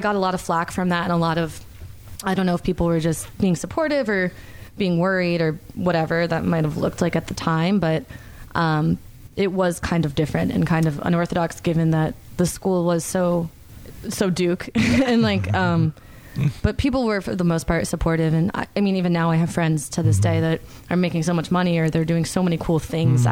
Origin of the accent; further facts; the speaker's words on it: Stamford, Connecticut, United States; moved away as an adult; now in Charlotte, United States; I'm from Connecticut. That's where I grew up. Was in Stamford, Connecticut.